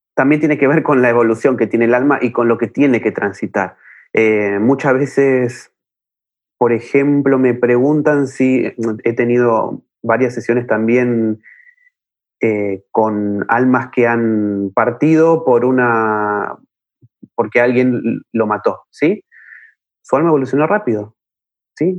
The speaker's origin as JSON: {"language": "Spanish", "region": "Buenos Aires", "country": "Argentina", "said": "yo soy de Buenos Aires, Argentina"}